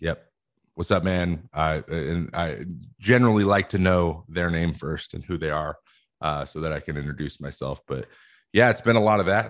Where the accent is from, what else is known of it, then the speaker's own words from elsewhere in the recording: West Coast, United States; I'm from the West Coast